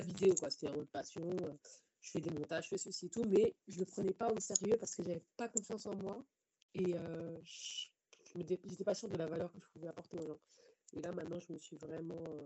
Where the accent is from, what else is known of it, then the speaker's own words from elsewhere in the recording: Paris, Île-de-France, France; j'ai grandi en fait dans Paris et dans sa banlieue.